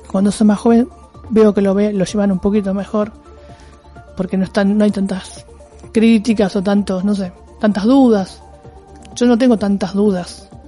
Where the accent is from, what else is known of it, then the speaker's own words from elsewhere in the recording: Argentina; en principio soy naturalmente resiliente, como muchos argentinos, ¿no?